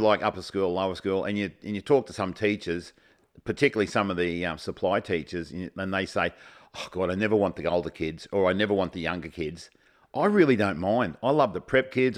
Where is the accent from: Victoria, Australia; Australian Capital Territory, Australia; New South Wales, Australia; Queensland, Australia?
Queensland, Australia; Kilcoy; Carmel and I both were born, grew up and went to school in a place called Kilcoy